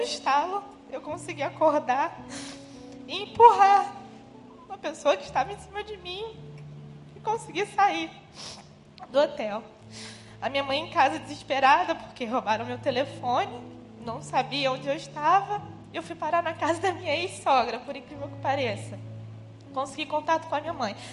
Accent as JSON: {"language": "Portuguese", "town": "Teresópolis", "region": "Rio de Janeiro", "country": "Brazil", "tie": "born or raised there", "moved": "as an adult", "lives_now": "Rio de Janeiro, Brazil", "said": "eu sou de Teresópolis, região serrana do Rio"}